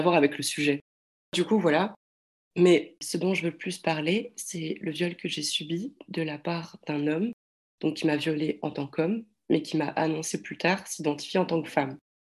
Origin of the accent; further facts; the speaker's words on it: France; je suis française